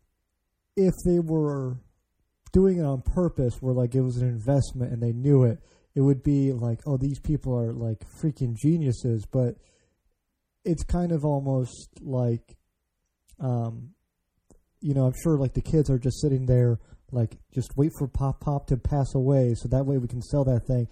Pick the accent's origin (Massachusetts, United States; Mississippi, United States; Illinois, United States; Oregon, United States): Illinois, United States; Chicago; moved away as an adult; now in Maryland, United States; I grew up in Chicago, you know, just outside, rather, and I moved out here to the East Coast, you know, around the time I turned 21